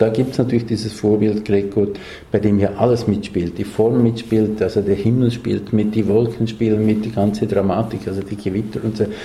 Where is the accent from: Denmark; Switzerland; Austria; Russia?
Switzerland; Für uns für mich als Schweizer vielleicht noch überraschender als für andere, gibt es diese apokalyptischen Landschaften